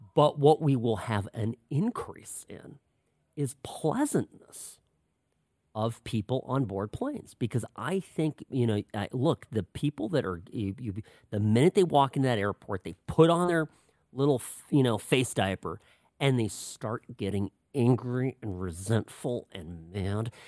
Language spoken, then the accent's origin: English; California, United States; first language Czech; English is a second language; also born or lived in Pennsylvania; we both grew up in California